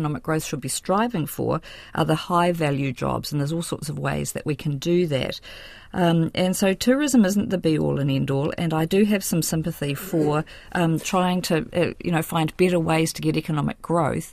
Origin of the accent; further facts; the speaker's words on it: Palmerston, Otago, New Zealand; grew up in Palmerston, Otago, so I spent a lot of time in Central Otago too